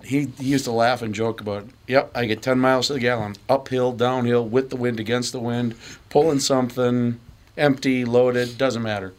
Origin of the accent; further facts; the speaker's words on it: River Falls, Wisconsin, United States; I grew up in western Wisconsin, River Falls.